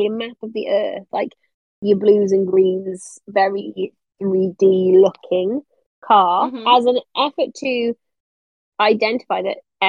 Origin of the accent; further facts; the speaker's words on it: United Kingdom; I'm a Brit.